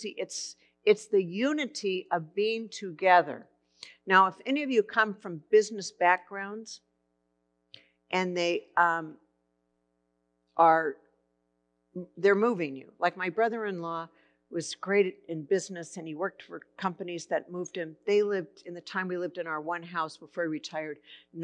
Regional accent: Santa Barbara, California, United States; I grew up in Santa Barbara.

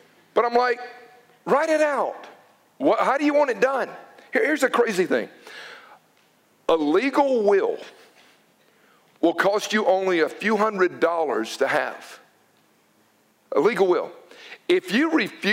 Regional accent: United States

